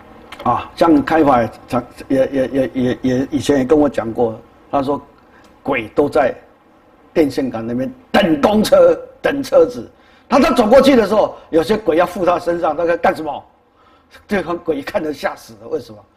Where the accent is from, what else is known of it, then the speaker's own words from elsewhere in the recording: China; 所以，我们中国人道道教里面有一种说啊，要拿雨伞